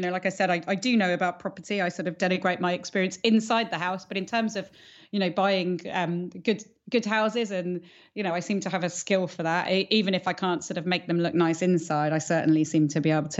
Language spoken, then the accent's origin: English; Andalusia, Spain; When I was growing up in the Costa del Sol, I had this very wonderful barefoot childhood running around.